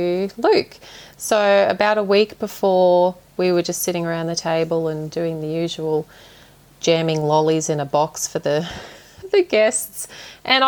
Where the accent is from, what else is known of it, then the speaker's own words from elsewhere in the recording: Toowoomba, Queensland, Australia; now in Gayndah, Australia; I grew up in Toowoomba, but I now live in Gaynder.